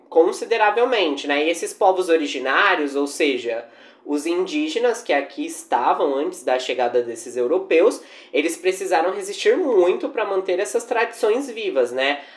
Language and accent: Portuguese; Brazil; a nossa pitada brasileira